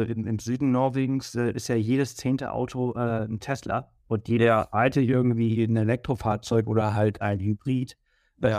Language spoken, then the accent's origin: German; Mallorca, Balearic Islands, Spain; also born or lived in Berlin, Germany; now in Garmisch-Partenkirchen, Germany; ich komme ja aus Mallorca und ich bin die Sonne wirklich gewohnt, also ich bin ja. aufgewachsen